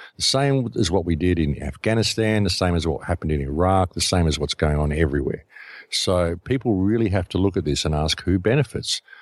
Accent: Australia; I come from Australia

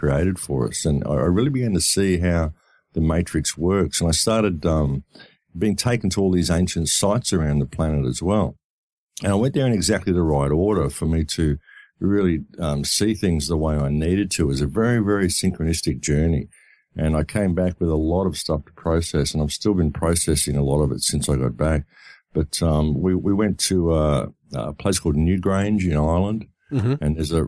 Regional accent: Australia; I come from Australia

